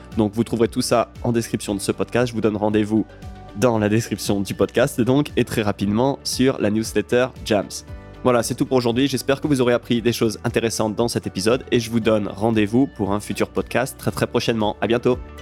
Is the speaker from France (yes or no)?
yes; France; en tant que Français